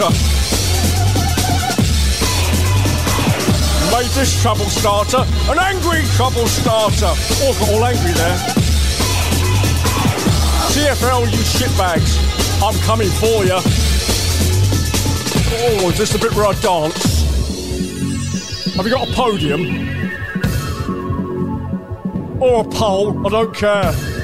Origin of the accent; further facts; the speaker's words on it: London, United Kingdom; I'm from London. Born and bred